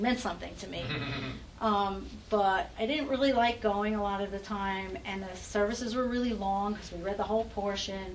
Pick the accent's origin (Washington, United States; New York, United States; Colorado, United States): New York, United States; I grew up in New York, so I had a lot of Catholic friends because there's everything in New York